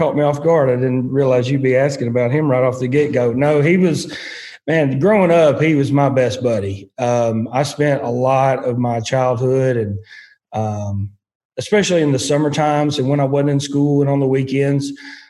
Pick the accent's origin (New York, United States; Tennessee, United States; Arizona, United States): Tennessee, United States; Union City; Well, in Obion County. We growing through the years, we had moved, we lived in two or three places along Highway 22. And then when I was in high school, we lived just inside Union City.